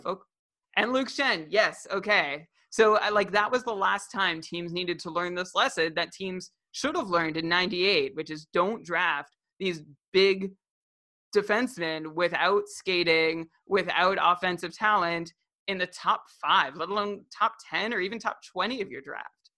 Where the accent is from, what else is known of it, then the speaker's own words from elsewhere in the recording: Ottawa, Ontario, Canada; I'm from Ottawa